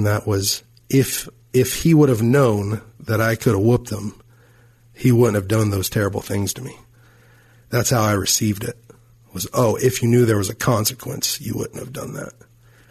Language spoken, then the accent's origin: English; Fort Worth, Texas, United States; moved away; my hometown in Fort Worth, Texas